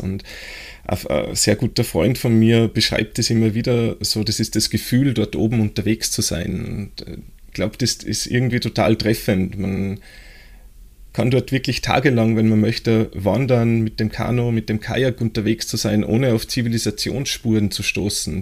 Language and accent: German; Austria; bei uns, äh, in Österreich